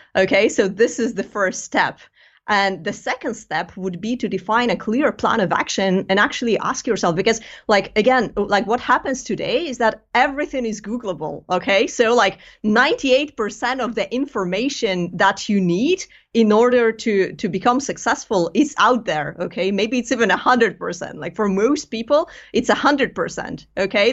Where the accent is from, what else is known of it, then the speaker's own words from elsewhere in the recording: Greece; moved away as an adult; now in United Kingdom; I'm, I'm originally from Greece